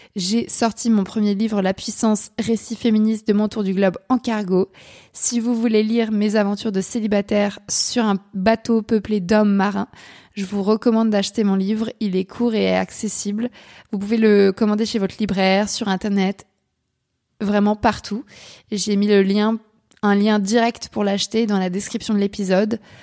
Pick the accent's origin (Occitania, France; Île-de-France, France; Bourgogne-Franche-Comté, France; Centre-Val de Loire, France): Île-de-France, France; Paris suburbs; moved away as an adult; now in Cherbourg, France; je suis une Parisienne pur jus, puisque j'ai passé 18 ans en banlieue